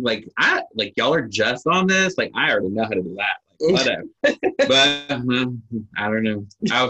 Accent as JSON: {"language": "English", "region": "Texas", "country": "United States", "tie": "born or raised there", "said": "I grew up, you know, we're all from Texas as well, and like I never moved or I never had to be like the new kid or anything like"}